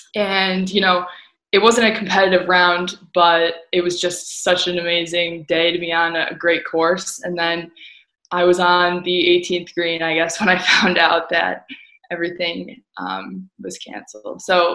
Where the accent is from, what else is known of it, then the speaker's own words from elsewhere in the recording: Winnetka, Illinois, United States; I am currently in my hometown, Winnetka, Illinois, in the northern suburbs of Chicago.